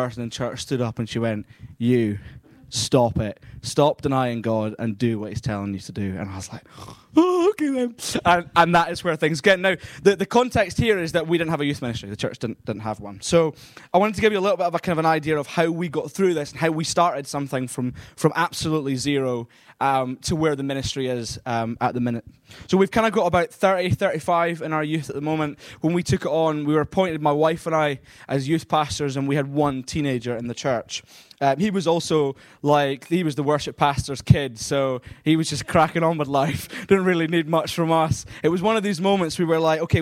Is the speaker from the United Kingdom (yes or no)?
yes; Scotland, United Kingdom; I am from Scotland